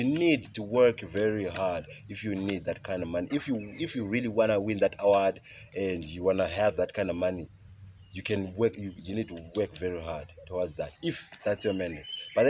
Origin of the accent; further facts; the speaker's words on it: Plumtree, Matabeleland South, Zimbabwe; moved away as an adult; now in South Africa; I grew up in the rural areas, Gondolwane, and I did my studies from grade R, up to form 4, Emakaya, Ndolwane primary school, Siyaphambili secondary school